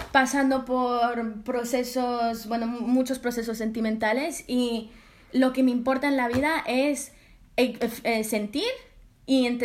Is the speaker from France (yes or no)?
yes; France; Yo siendo francesa estaba como, quiero que sea algo muy yo